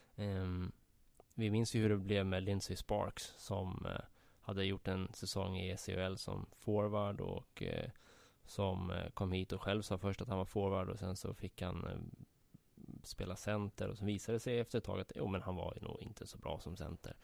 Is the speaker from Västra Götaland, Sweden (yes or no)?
no; Södertälje, Stockholm County, Sweden; Jag växte upp i eh, Lina och eh, Brunsäng